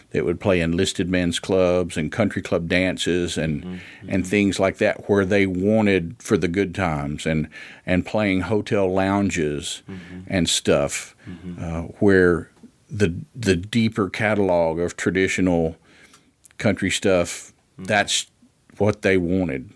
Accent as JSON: {"language": "English", "town": "Ripley", "region": "Tennessee", "country": "United States", "tie": "born or raised there", "also_born_or_lived": "Memphis, Tennessee", "said": "I was born in Ripley"}